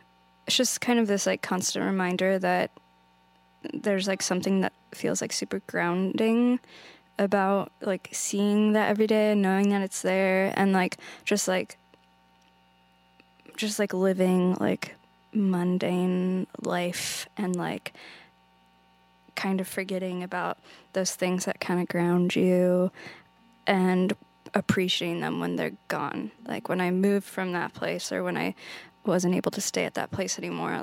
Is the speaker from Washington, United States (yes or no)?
yes; near Snoqualmie Falls, Washington, United States; I grew up near Snoqualmie Falls